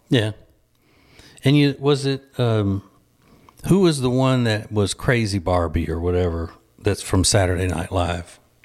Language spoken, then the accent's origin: English; Louisiana, United States; moved away as an adult; now in North Carolina, United States; We are from Louisiana originally. We live in North Carolina now and have for about twenty-four, twenty-five years